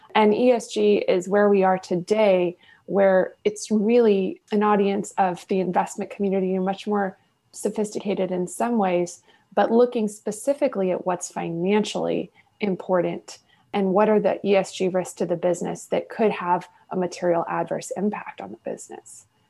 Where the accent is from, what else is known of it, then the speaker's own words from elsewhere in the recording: Houston, Texas, United States; also born or lived in Washington, D.C.; born and raised in Houston. I'm a native Houstonian